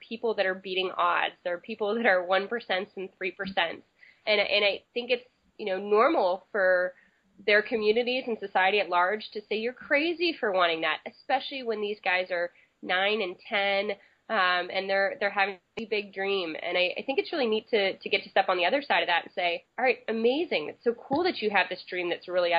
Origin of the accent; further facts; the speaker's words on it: Berkeley, California, United States; I grew up in Berkeley, California